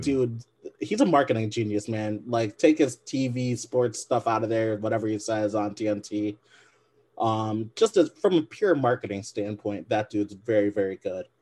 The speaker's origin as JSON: {"language": "English", "region": "Michigan", "country": "United States", "said": "I'm a Michigan guy. I'm from Michigan."}